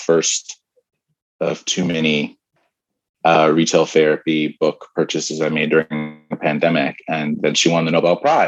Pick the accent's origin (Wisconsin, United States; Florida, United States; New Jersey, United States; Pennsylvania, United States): New Jersey, United States; I'm from New Jersey